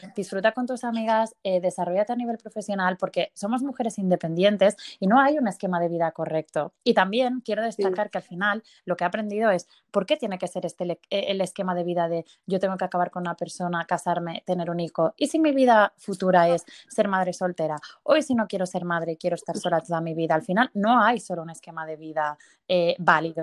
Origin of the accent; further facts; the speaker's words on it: Barcelona, Catalonia, Spain; soy de Barcelona y tengo 30 años